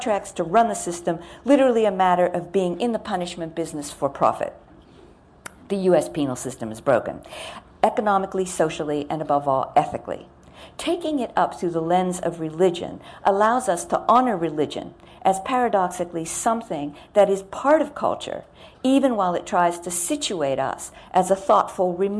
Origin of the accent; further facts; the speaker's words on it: United States; I'm American.